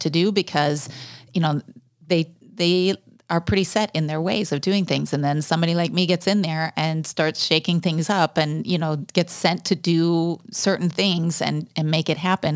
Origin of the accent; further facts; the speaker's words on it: United States; moved away as an adult; also born or lived in South Africa / Venezuela; as an American